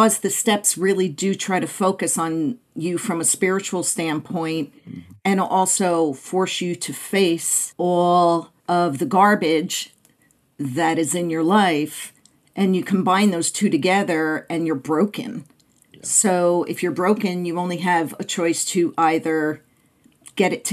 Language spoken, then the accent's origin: English; Clifton, New Jersey, United States; now in Phoenix, United States; I grew up in Clifton, New Jersey, about 20 minutes outside of Manhattan